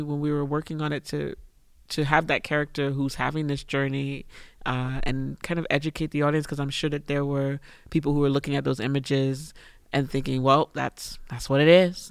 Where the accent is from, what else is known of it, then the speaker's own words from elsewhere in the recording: United States; moved away as an adult; also born or lived in China; I'm away from America at that point about four or five years